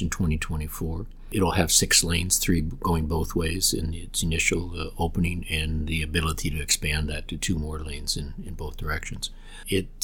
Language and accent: English; Canada; as a Canadian